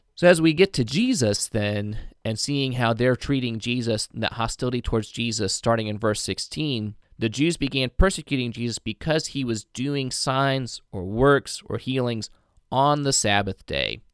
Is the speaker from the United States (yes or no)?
yes; Indiana, United States; I'm from Indiana